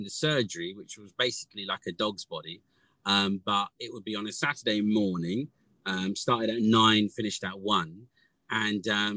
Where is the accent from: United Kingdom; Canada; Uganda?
United Kingdom; Southend-on-Sea, East of England; I grew up in Southend-on-Sea, which is like a seaside town, which is now a city